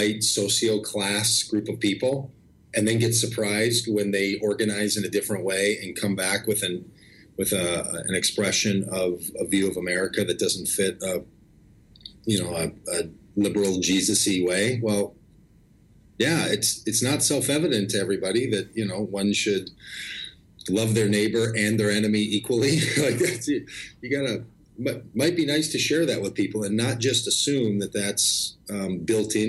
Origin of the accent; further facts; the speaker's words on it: Golden Valley, Minnesota, United States; I grew up in Minnesota.